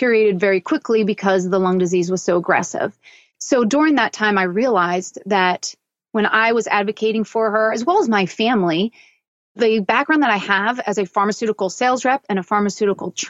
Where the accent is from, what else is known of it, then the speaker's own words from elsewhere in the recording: Newtown Square, Pennsylvania, United States; I grew up in Philadelphia, so in the suburbs of Philadelphia, in a little town called Newtown Square